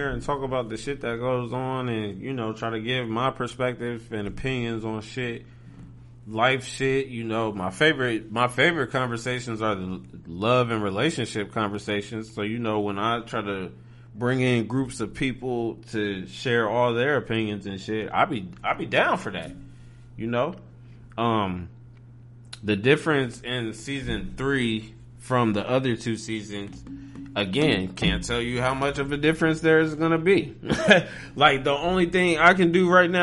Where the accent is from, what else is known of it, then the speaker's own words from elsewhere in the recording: Ohio, United States; People say I got an accent. I'm like, bro, I'm from Ohio.